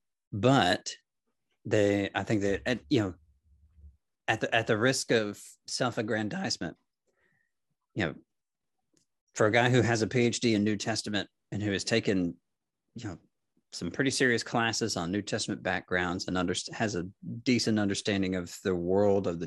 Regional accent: Tennessee, United States; I'm from Tennessee

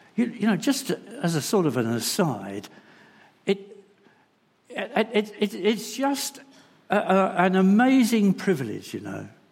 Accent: London, United Kingdom; moved away; also born or lived in Bingley; I come from London

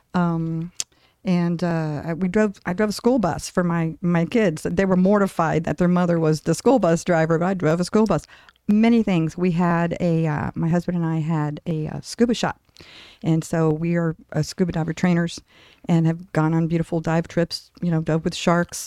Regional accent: Tampa, Florida, United States; moved away as an adult; now in Tempe, United States; I'm from Tampa, Florida, originally

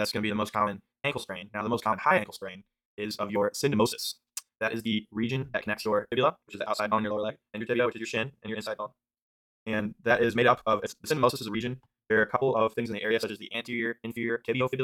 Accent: Ohio, United States; I'm from Ohio

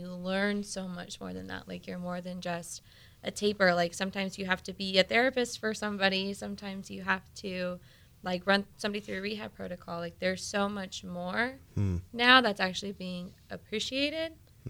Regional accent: Escondido, California, United States; I am. I grew up in Escondido.

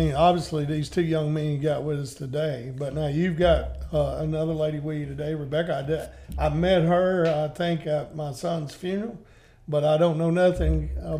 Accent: Boonville, Mississippi, United States; I grew up in Boonville.

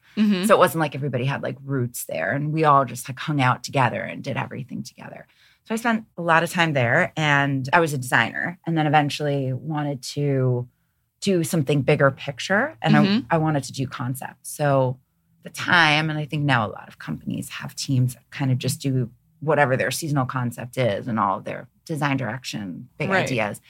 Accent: New York City, New York, United States; moved away as an adult; also born or lived in Rhode Island / Ohio; I grew up in New York, Queens, Long Island, mostly. Grew up in New York and went to school in Rhode Island at RISD

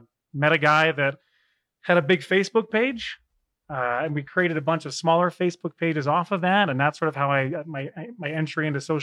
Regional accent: Davenport, Iowa, United States; also born or lived in Illinois / Wisconsin; I was born in Davenport, Iowa, which is part of the Quad Cities, 35 years ago

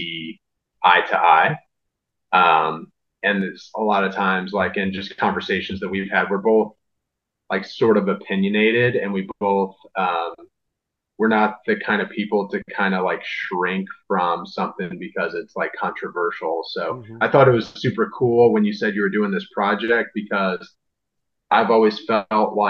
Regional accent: Southern Illinois, United States; moved away as an adult; now in St. Louis, United States; I grew up in Southern Illinois, like an hour and a half away from St. Louis.

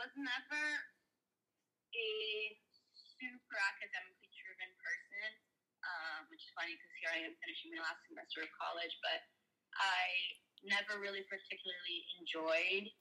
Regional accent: Brazil; moved away; growing up in Brazil

